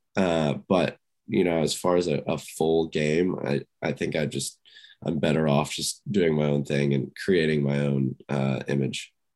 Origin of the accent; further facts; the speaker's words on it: Houston, Texas, United States; growing up in Houston